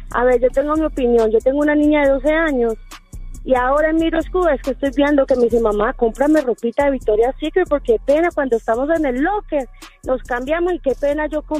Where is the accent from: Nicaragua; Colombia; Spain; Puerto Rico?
Nicaragua; born there; moved away; Yo soy eh, nací en Nicaragua, pero vine bien joven aquí.